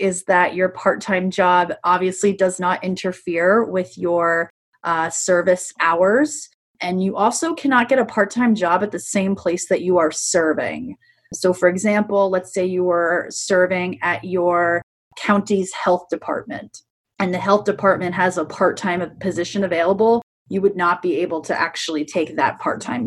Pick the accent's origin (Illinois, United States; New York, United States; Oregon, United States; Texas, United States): New York, United States; moved away as an adult; also born or lived in Prescott, Arizona; now in Tucson, United States; I'm originally from New York